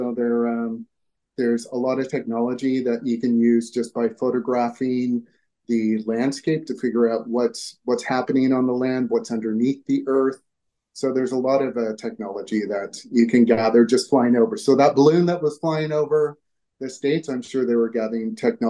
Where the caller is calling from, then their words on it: Vancouver, British Columbia, Canada; Vancouver, Canada.